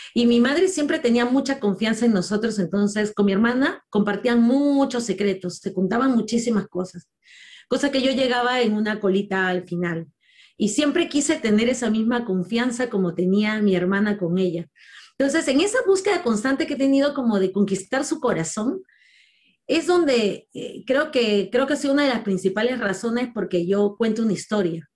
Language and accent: Spanish; Lima, Peru; en una zona muy difícil de habitar en Lima porque en el año en que yo nací, el lugar donde yo nací era considerado en muchos casos el segundo lugar más peligroso de Latinoamérica.